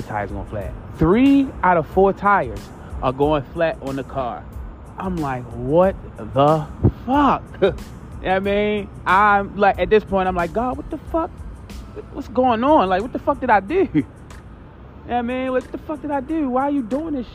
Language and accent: English; Baltimore, Maryland, United States; I'm from East Baltimore.